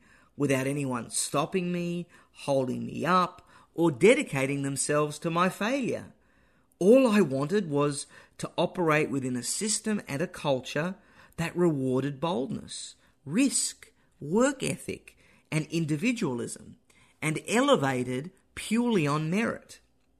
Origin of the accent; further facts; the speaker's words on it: Australia; moved away as an adult; also born or lived in United States; now in Texas, United States; My heritage is Greek and German. I was born and raised in Australia. I live in and love America